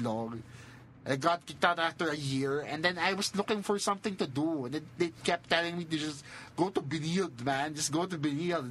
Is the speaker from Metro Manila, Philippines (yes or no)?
yes; Manila, Metro Manila, Philippines; also born or lived in Cebu; We're not from Cebu. We're from Manila.